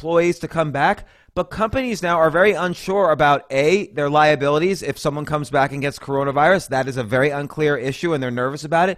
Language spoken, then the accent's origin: English; New York City, New York, United States; I was born in New York City. I grew up and lived around here all my life.